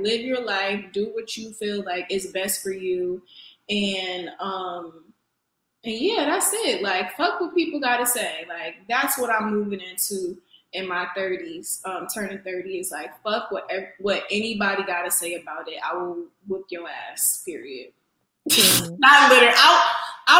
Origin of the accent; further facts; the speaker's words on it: New Haven, Connecticut, United States; moved away; I am a girl from New Haven, Connecticut. I'm very much still from the East Coast